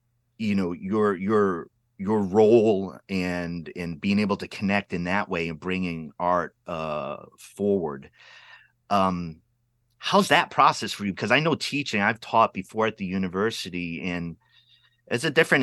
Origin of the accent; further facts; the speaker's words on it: Pawtucket, Rhode Island, United States; I grew up city kid in Rhode Island